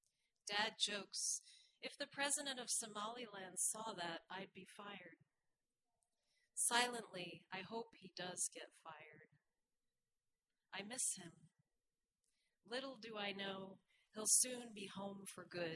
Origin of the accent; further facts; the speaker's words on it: New York City, New York, United States; I was born in Queens